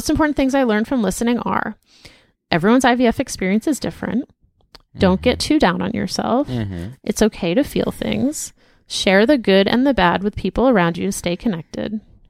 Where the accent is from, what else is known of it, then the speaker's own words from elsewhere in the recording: Torrance, California, United States; P.S. Also, I'm originally from Torrance. Actually, I'm third generation. My grandparents, parents, and extended family all went to Torrance High.